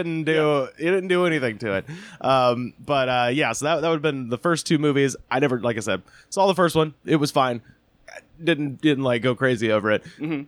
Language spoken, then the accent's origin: English; Auburn, Alabama, United States; I grew up in Auburn, Alabama